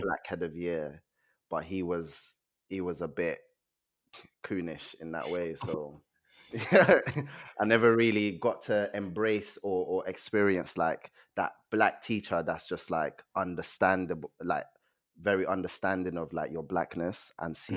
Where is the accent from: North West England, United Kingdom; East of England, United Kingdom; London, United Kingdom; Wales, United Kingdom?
London, United Kingdom; also born or lived in Nigeria; I was born in Nigeria. Um, I came to this country when I was seven. I lived in Peckham, North Peckham Estate